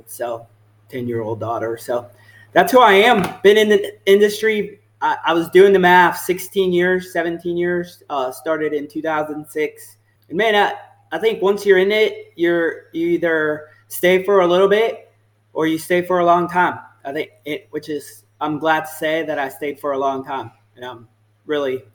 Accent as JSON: {"language": "English", "town": "Orlando", "region": "Florida", "country": "United States", "tie": "born or raised there", "also_born_or_lived": "San Juan, Puerto Rico / Texas", "accent": "Southern", "said": "We moved from the island from San Juan, Puerto Rico in 1991 to Orlando. I was a young buck, 11 years old, and this is home."}